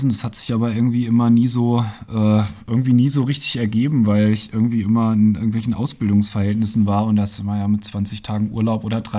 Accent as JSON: {"language": "German", "town": "Landenhausen", "region": "Hesse", "country": "Germany", "tie": "born or raised there", "also_born_or_lived": "Fulda", "said": "Vogelsberg aufgewachsen, in, im wunderschönen Landenhausen."}